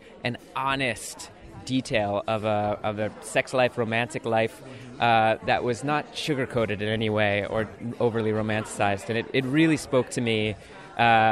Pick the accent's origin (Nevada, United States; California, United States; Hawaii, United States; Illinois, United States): Illinois, United States; Chicago; now in New York, United States; I grew up in the north suburbs of Chicago.